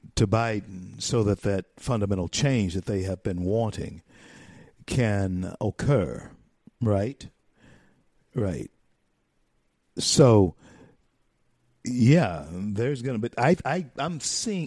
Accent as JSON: {"language": "English", "region": "the South", "country": "United States", "said": "I'm a Southerner. Um, hey, listen, my history as a black man in this country runs through, starts in, roots are grounded in the South"}